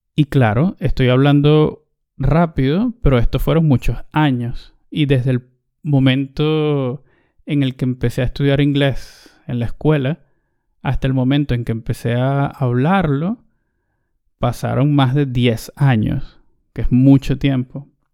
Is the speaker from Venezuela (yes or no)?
yes; Venezuela; Recuerdo que todavía estaba en el bachillerato, o lo que también llamamos en, Venezuela, en mi país, en el liceo. Debía tener yo unos 15 años